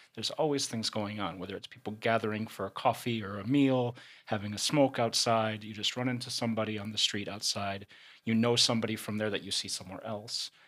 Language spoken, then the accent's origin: English; Chicago, Illinois, United States; moved away; also born or lived in London; I'm, uh, originally from Chicago. Uh, I'm American and lived, uh, in London for about seven years